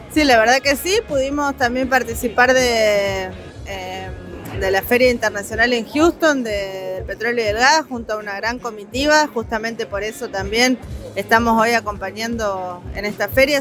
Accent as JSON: {"language": "Spanish", "region": "Neuquén", "country": "Argentina", "tie": "born or raised there", "said": "soy una neuquina nacida y criada en mi provincia"}